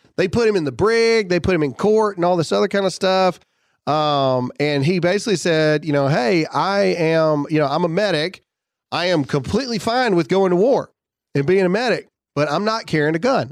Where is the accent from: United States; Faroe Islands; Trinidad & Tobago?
United States; Mississippi; it's my home state